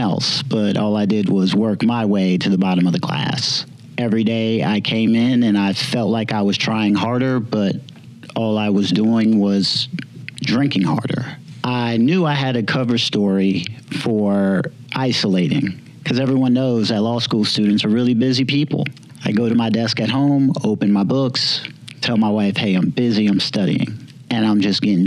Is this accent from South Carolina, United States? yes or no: yes; Summerville, South Carolina, United States; I am from Somerville, South Carolina.